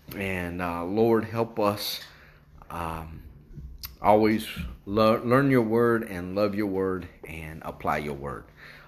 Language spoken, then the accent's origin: English; West Virginia, United States; I was going to say we come from West Virginia, but I thought that's going to get me in trouble, because we got folks from West Virginia.